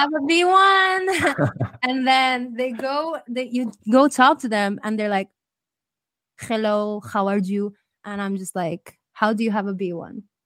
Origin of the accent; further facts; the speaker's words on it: Ireland; now in Spain; I grew up in Ireland